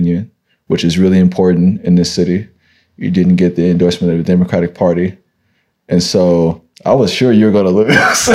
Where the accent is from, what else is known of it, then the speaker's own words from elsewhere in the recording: San Francisco, California, United States; I'm from this city. Like right. I grew up on welfare